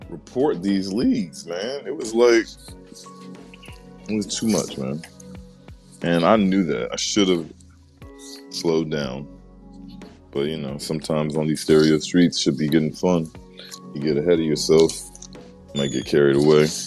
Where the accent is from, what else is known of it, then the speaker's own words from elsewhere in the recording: Maryland, United States; Good morning, stereo. I'm from Maryland.